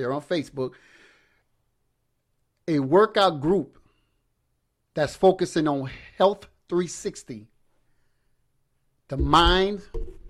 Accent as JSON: {"language": "English", "area": "Assumption Parish", "region": "Louisiana", "country": "United States", "tie": "born or raised there", "said": "I grew up in Assumption Parish"}